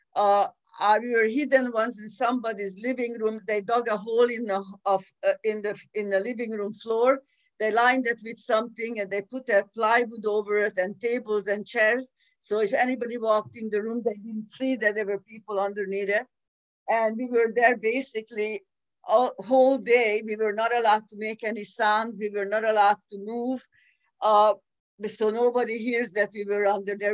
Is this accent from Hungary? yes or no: yes; Budapest, Hungary; I was born in 1941 in Budapest, Hungary